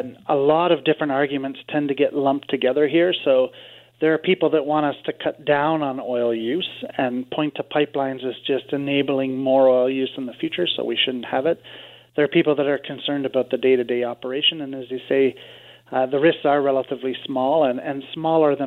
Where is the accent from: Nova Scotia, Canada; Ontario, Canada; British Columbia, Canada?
Ontario, Canada; Kingston; My hometown here in Kingston